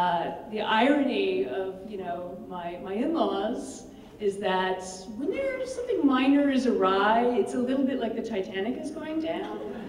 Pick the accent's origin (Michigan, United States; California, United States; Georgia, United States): California, United States; Berkeley; I was born in Berkeley in 1969.